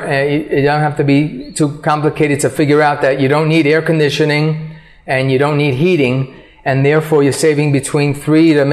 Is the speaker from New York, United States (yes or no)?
yes; New York, United States; now in Colombia; I came from New York, which is a major metropolitan city, mm-hmm.